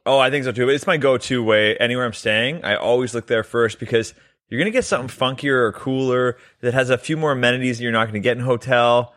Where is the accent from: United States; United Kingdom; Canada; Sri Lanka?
Canada; We're both Canadian.